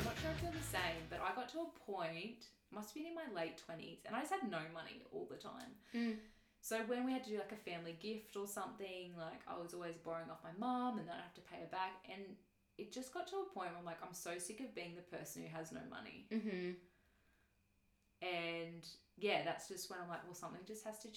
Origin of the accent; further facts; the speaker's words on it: Queensland, Australia; moved away; also born or lived in Victoria; I'm from Queensland